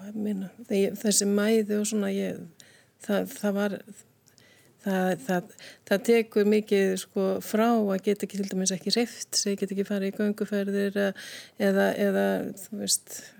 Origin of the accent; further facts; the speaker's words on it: Reykjavík, Capital Region, Iceland; ég er reykjökingur, Ólstupi Breiðaltunu, krakka gerunu þar